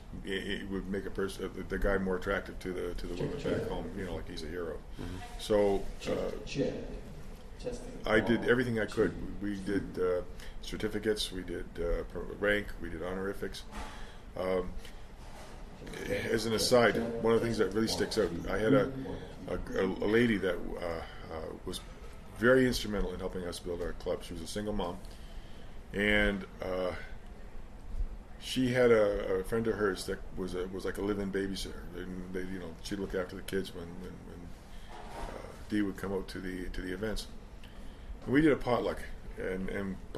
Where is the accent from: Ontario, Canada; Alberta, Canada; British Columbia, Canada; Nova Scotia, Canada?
Nova Scotia, Canada; Halifax; We're from Halifax, and Sydney's about a six-hour drive from Halifax.